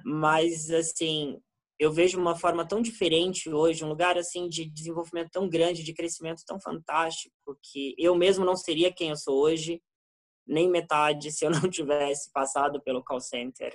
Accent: Brazil; Nós, como brasileiros

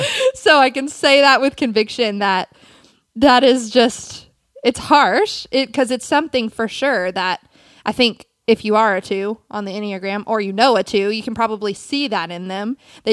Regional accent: South Carolina, United States; I'm from South Carolina.

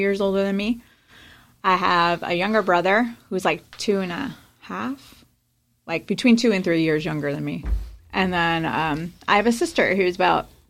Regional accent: Long Island, New York, United States; I lived in Nassau County

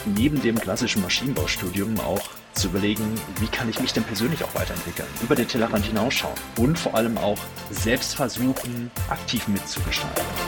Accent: Sauerland, North Rhine-Westphalia, Germany; ich bin äh, gebürtig aus dem Sauerland, einem kleinen Dorf aus NRW

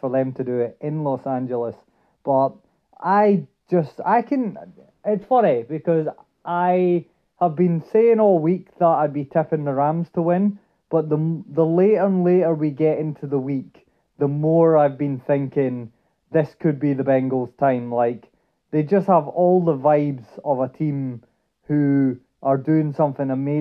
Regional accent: Dundee, Scotland, United Kingdom; I'm originally from Dundee

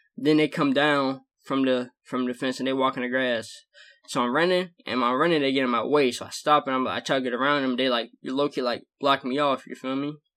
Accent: the South, United States; I'm from the South

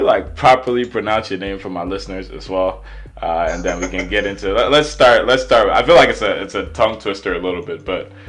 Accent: Nigeria; I'm Nigerian, quote unquote.

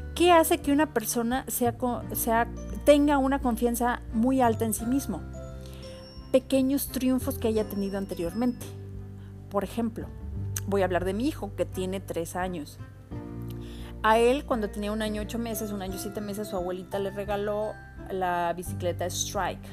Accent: Autlán, Jalisco, Mexico; el barrio de las montañas donde yo crecí en Autlán, Jalisco

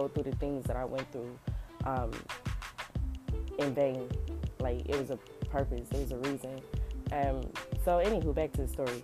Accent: Los Angeles, California, United States; I grew up in South Central

